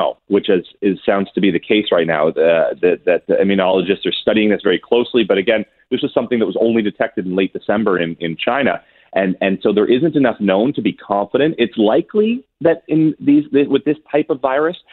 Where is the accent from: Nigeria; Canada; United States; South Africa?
Canada; back to my home country